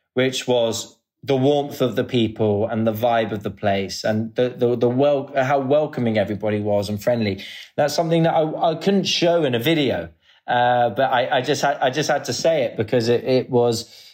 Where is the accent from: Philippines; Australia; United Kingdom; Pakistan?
United Kingdom; England; now in Dubai, United Arab Emirates; I'm from England, but I live in Dubai.